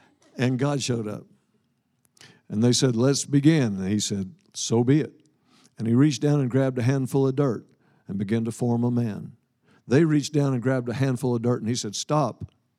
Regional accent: Scotland, United Kingdom; I'm Scottish. I'm Scottish by birth. I'm Jewish by the new birth.

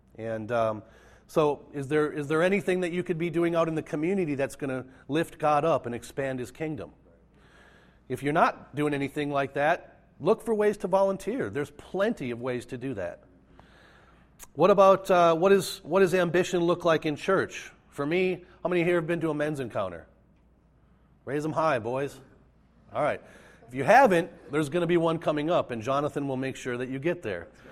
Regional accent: Minnesota, United States; I grew up in Minnesota, raised in the Lutheran tradition

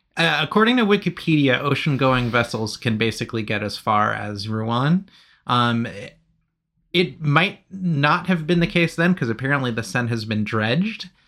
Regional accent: United Kingdom; I'm British

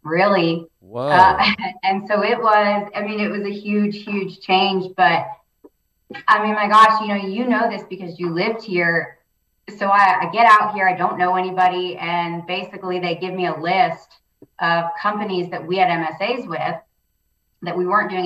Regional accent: Houston, Texas, United States; now in Midland, United States; I'm from Houston originally

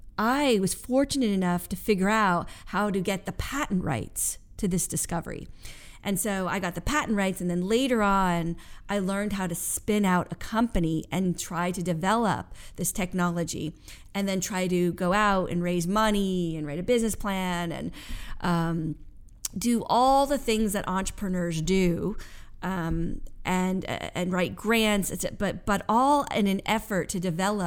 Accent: Westport, United States; I grew up in Westport.

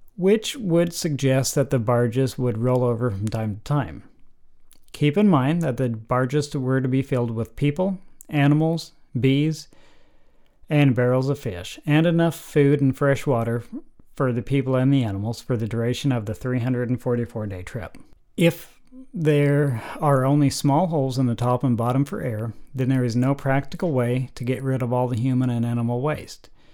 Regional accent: United States; I'm about as American as you can get

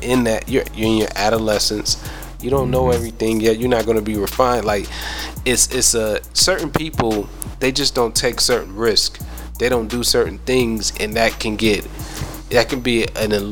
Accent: Ohio, United States; moved away; I'm originally from Ohio

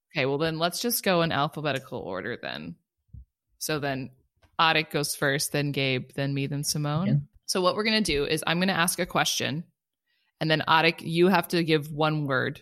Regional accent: Culver City, California, United States; growing up in California, there was no other family in California

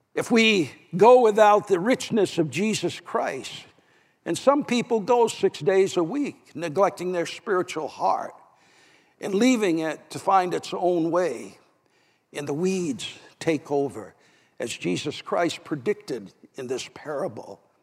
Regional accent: New Hampshire, United States; my home state

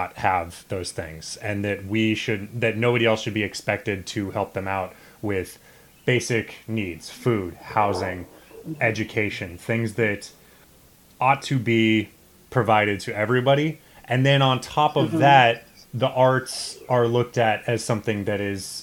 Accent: Midwestern suburbs, United States; a white dude from the Midwestern suburbs

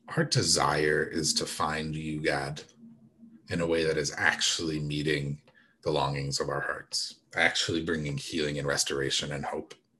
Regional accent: United States; as an American

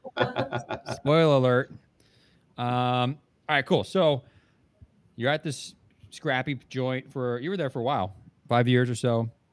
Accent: New Jersey, United States; moved away; we're both from New Jersey originally

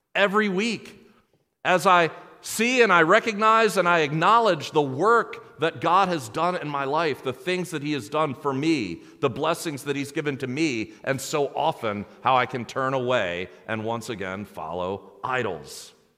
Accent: United States; American Christians

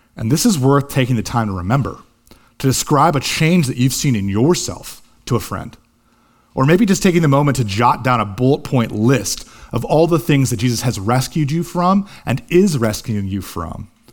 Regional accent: Columbus, Ohio, United States; Columbus, Ohio, my hometown

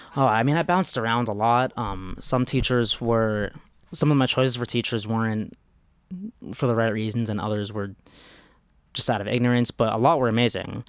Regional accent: New York, United States; I'm from New York

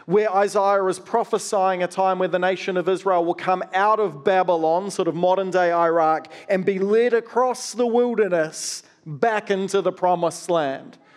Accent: New Zealand; also born or lived in Australia; I grew up partly in Australia and partly in New Zealand.

